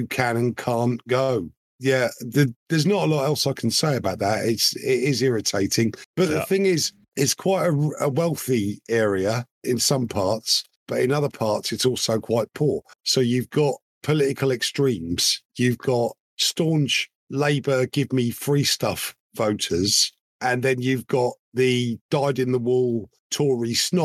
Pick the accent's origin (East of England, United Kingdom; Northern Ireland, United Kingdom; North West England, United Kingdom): East of England, United Kingdom; Norfolk; moved away; a nice, flat, gorgeous place that I grew up in Norfolk